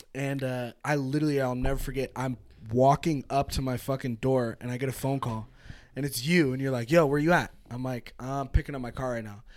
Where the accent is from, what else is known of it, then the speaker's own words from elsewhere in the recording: California, United States; now in Reno, United States; born, I'm born and raised in California.